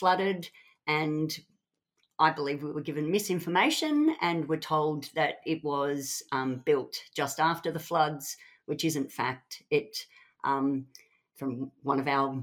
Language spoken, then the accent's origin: English; Brisbane, Queensland, Australia; I grew up in Tarragindi, loved the leafy, you know, open spaces, green spaces